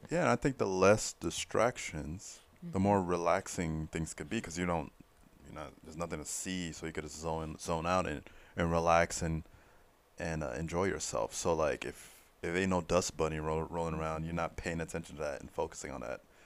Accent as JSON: {"language": "English", "town": "Fort Lauderdale", "region": "Florida", "country": "United States", "said": "I'm from Fort Lauderdale"}